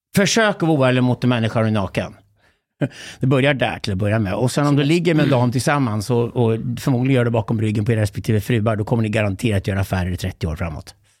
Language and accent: Swedish; Sweden; som svensk man